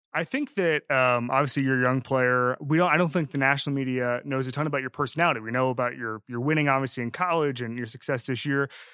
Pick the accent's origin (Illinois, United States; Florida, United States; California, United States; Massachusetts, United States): Florida, United States; Orlando; also born or lived in St. Augustine, Florida; I'm from Orlando, spent a lot of time in St. Augustine growing up